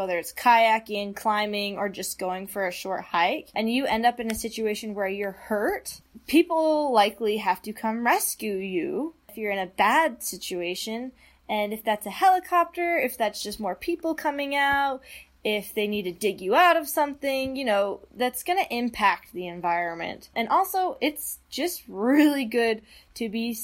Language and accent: English; Utah, United States; I grew up in Utah